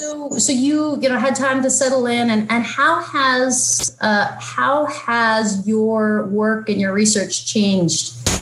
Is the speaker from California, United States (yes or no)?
yes; San Francisco, California, United States; also born or lived in Oregon; I grew up in, spent 10 years in San Francisco, but then 8 years in Oregon.